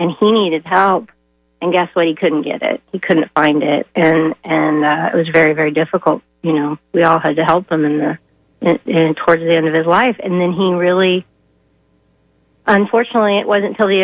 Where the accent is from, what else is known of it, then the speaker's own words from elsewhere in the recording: Danville, Illinois, United States; now in St. Petersburg, United States; I grew up in Danville, Illinois, which is now considered one of the armpits of Illinois